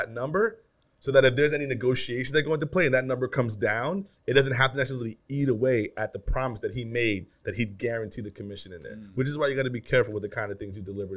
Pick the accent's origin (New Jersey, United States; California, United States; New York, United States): New York, United States; New York City; I'm from the Bronx